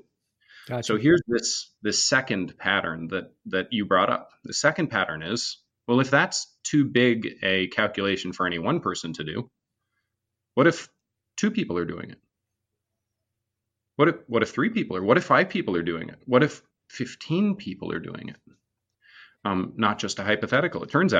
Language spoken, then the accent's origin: English; Vermont, United States; So I grew up in Northern Vermont, all the way in the middle of nowhere.